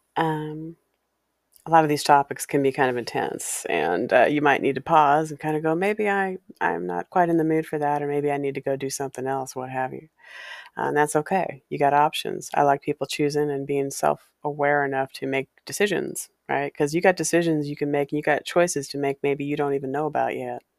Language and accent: English; Walla Walla, Washington, United States; growing up in Walla Walla